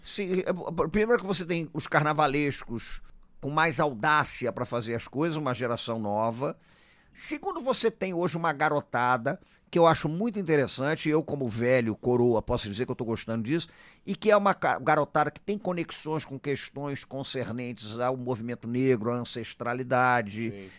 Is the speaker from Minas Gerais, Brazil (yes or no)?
no; Rio de Janeiro, Brazil; Eu sou do Rio de Janeiro